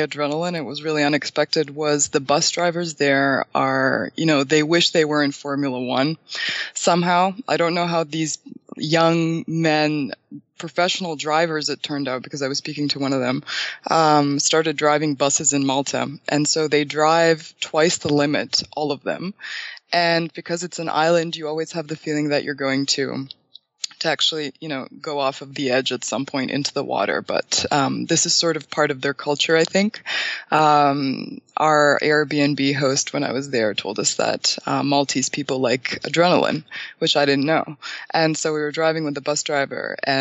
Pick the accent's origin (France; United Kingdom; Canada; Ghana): Canada; moved away as an adult; now in Bulgaria; I'm originally from Bulgaria, so my parents ended up immigrating to Canada in 2001, and I was 6. So I haven't been to a Bulgarian school at all, and I ended up being educated in Canada